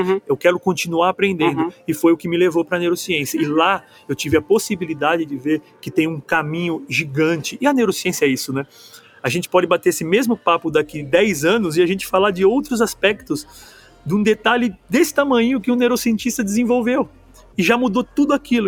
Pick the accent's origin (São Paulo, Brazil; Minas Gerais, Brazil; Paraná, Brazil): São Paulo, Brazil; moved away as an adult; eu sou paulistano